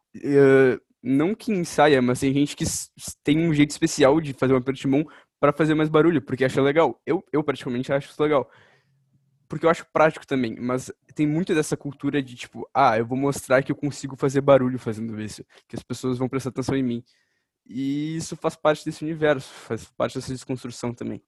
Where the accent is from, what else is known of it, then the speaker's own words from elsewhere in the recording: Brazil; como brasileiro